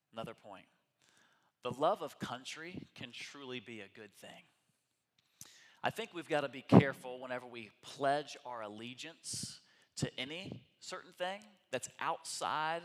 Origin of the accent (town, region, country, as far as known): United States